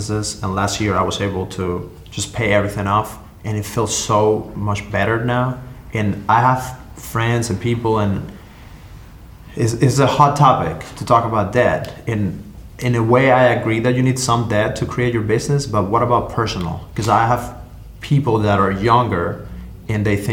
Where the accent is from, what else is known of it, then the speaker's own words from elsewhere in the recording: Cuba; now in United States; I come from Cuba